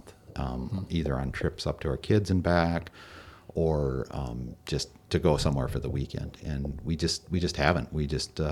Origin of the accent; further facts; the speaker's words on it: Minnesota, United States; We're from Minnesota